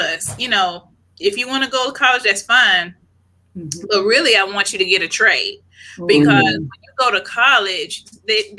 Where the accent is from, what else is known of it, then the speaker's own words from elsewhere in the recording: Charlotte, North Carolina, United States; I'm from Charlotte